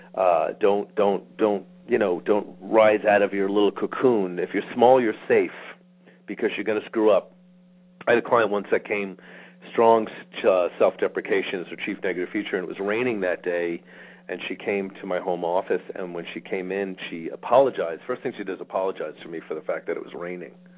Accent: New York, United States; I grew up in New York

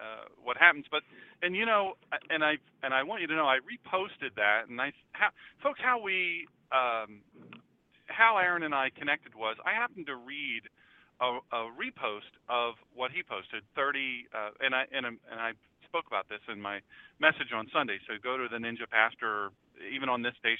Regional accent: Rehoboth Beach, Delaware, United States; moved away; also born or lived in Dublin, Ohio / Marysville, Ohio / Medina, Ohio; I'm from Delaware originally, Rehoboth Beach, Delaware

